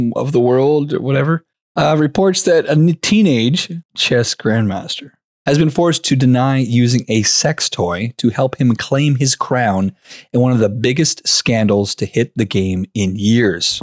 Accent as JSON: {"language": "English", "country": "Canada", "said": "we're Canadian"}